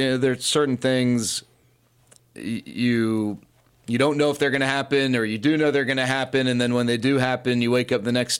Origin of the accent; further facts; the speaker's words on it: Dallas, Texas, United States; Yeah, I grew up in Dallas, went to Green Hill, and then went to USC.